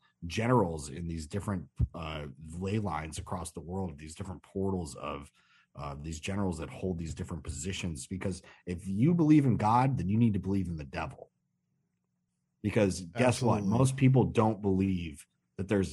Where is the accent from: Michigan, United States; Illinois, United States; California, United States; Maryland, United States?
Illinois, United States; Chicago; I'm from Chicago.